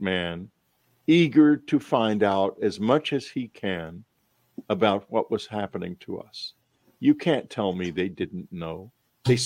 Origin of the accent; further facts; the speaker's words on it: Texas, United States; I'm from Texas, and the culture I grew up